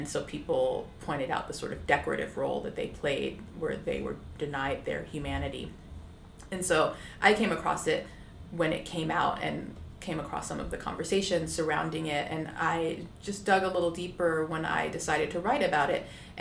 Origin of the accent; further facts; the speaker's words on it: United States; I am Black American